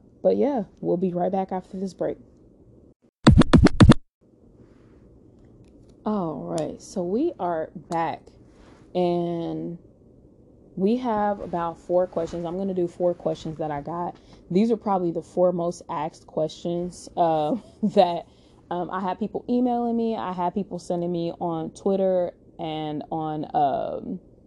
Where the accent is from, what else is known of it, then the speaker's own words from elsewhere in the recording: Chicago, Illinois, United States; I'm from Chicago, and I was in Chicago